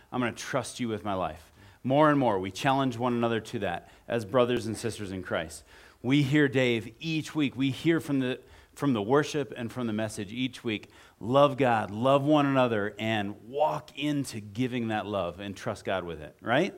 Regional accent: Midwest, United States; moved away; I grew up in the Midwest, and so we're gonna move into Cleveland, Ohio

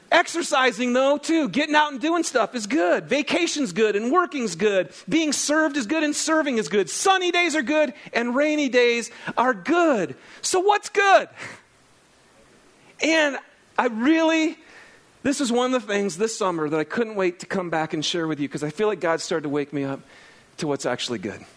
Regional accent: Lapeer, Michigan, United States; I grew up out in Lapeer, Michigan, on seven acres out in the country. And um, lots of land. It was awesome.

